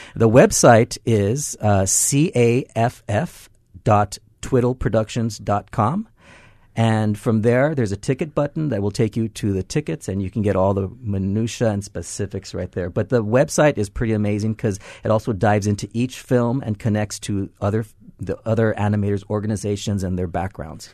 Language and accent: English; Los Angeles, California, United States; moved away as an adult; now in Hawaii, United States; I'm from Los Angeles, came here about ten, eleven years ago